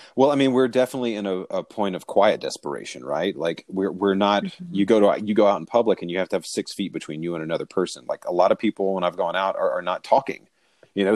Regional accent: the South, United States; I'm from the South

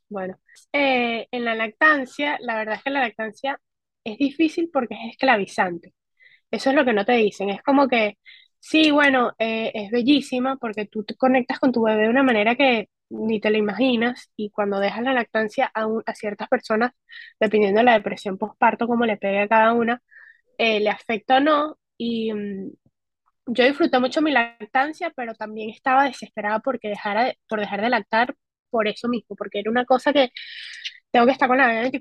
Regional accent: Spain; Yo soy española, y dije, pues me voy para España. Allá tengo seguridad social, tengo eh, trabajo legal

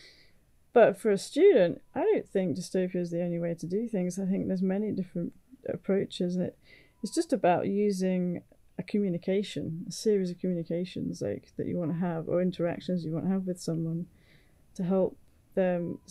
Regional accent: United Kingdom; now in Chicago, United States; being British

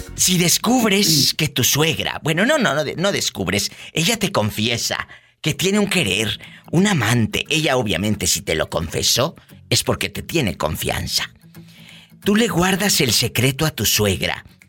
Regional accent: Mexico

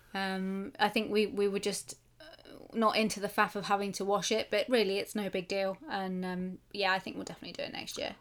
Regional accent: United Kingdom; I'm British

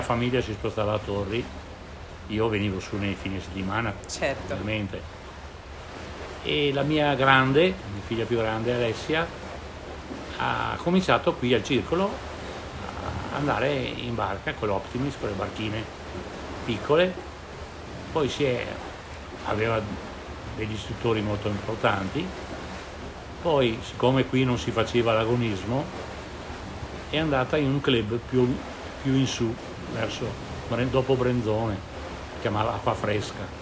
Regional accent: Verona, Veneto, Italy; a Verona, io sono veronese

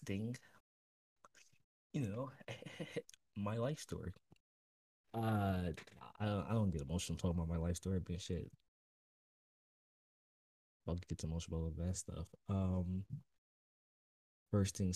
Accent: Oakland, California, United States; also born or lived in Las Vegas; I grew up in Oakland

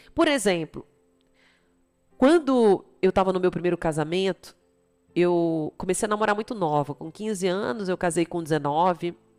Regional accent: Recife, Pernambuco, Brazil; moved away; also born or lived in Campinas / São Paulo; eu sou de Recife

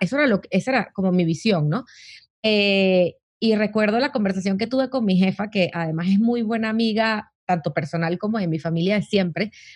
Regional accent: Caracas, Capital District, Venezuela; moved away as an adult; now in Mexico; nací en Caracas, Venezuela, eh, hace unos cuantos años. Eh, en Venezuela siempre fui como la niña movida

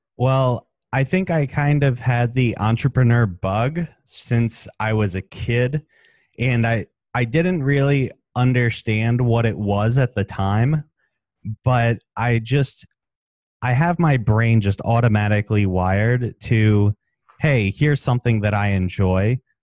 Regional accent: Maryland, United States; moved away; also born or lived in West Palm Beach, Florida; I'm from Maryland originally

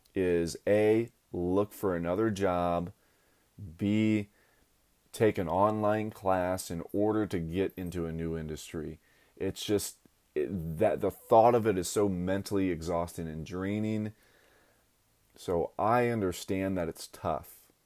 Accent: Akron, Ohio, United States; I went back down to my hometown, Akron, Ohio

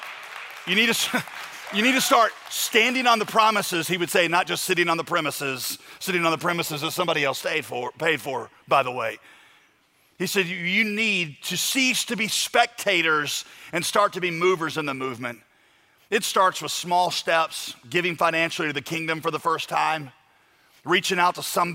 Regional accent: United States; I'm an American through and through

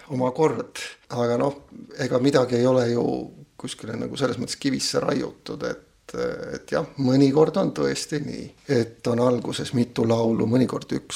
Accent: Kohila, Rapla County, Estonia; also born or lived in Pärnu; now in Viljandi, Estonia; mina sündisin pastori peres Pärnu metodisti koguduse keskel, sealt kolisime Kohilasse, usule tulin Kohila baptisti koguduses

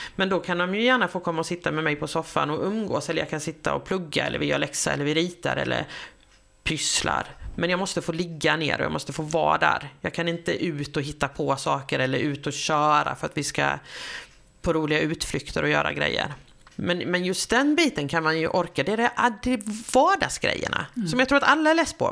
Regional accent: Sweden; also born or lived in Australia

